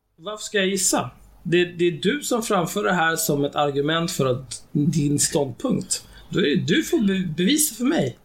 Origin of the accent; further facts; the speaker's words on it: Sweden; jag är född och uppvuxen i Sverige